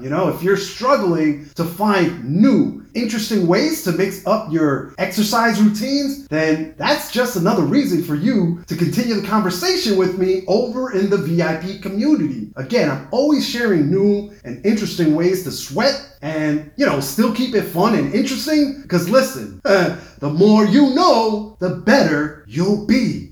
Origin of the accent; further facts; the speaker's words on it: New York City, New York, United States; my hometown paper, the uh, New York Times